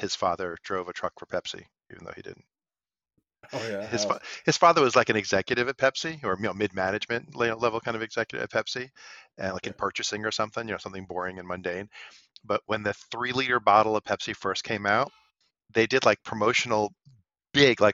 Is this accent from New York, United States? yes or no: yes; New York City, New York, United States; growing up in Brooklyn